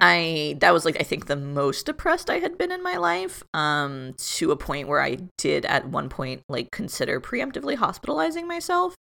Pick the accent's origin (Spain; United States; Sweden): United States; South Florida; moved away as an adult; I grew up in Florida, like Kathy said, I grew up in South Florida, which is very different from North Florida